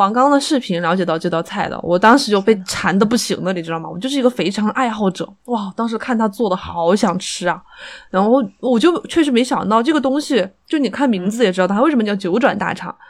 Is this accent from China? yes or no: yes; Chongqing, China; 因为我觉得那个东西看起来就很白，就不合我们重庆人的口味